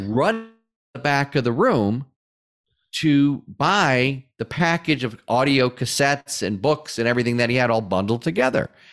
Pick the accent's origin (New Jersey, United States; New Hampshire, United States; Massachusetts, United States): Massachusetts, United States; Springfield; moved away as an adult; also born or lived in Atlanta; my hometown of Springfield, Massachusetts